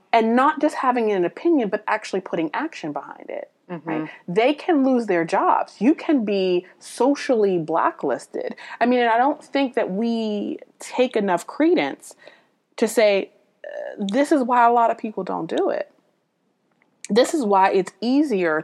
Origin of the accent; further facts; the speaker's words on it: United States; I'm an American citizen